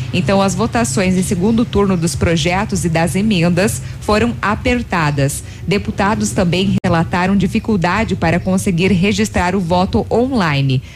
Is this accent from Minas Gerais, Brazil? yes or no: no; Guaíra, Paraná, Brazil; sou de Guaíra, Paraná